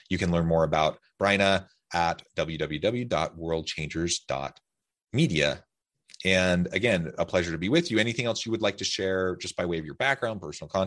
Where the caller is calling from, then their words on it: Utah, United States; I'm south of Salt Lake City in Utah.